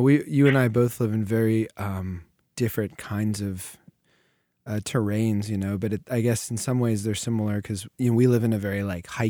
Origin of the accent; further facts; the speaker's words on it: Wooster, Ohio, United States; moved away; also born or lived in Tokyo; I'm from Ohio too.